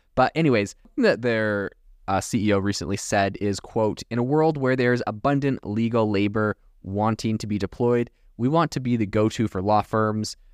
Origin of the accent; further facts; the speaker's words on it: Canada; now in United States; growing up in Canada